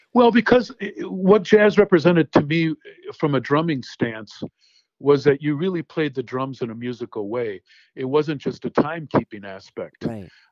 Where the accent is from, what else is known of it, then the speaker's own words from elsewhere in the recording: Racine, Wisconsin, United States; I grew up in Racine, Wisconsin